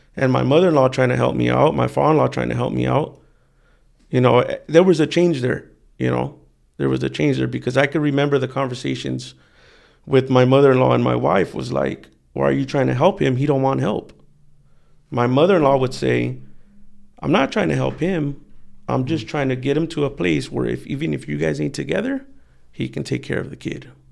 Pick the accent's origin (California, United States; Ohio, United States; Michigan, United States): California, United States; Wilmington; I grew up in Wilmington